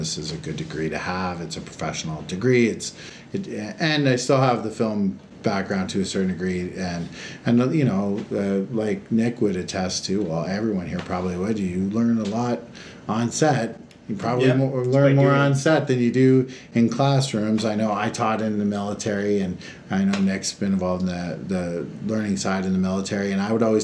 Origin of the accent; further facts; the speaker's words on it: Hamilton, Ontario, Canada; moved away; also born or lived in Halifax, Nova Scotia; I'm from Hamilton, Ontario, which is an amazing place to be from